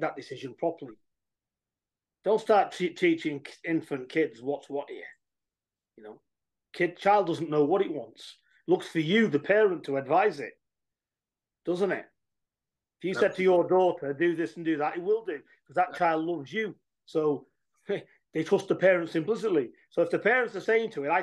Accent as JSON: {"language": "English", "region": "England", "country": "United Kingdom", "said": "We're from England"}